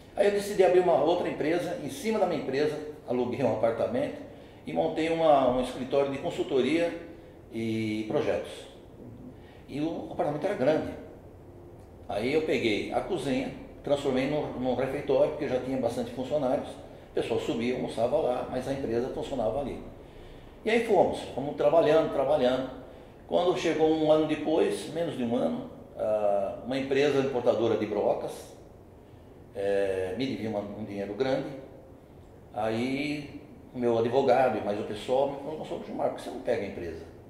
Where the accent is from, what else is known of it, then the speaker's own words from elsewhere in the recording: Santo André, São Paulo, Brazil; now in São Bernardo do Campo, Brazil; nasci em Santo André, Sou de São Bernardo hoje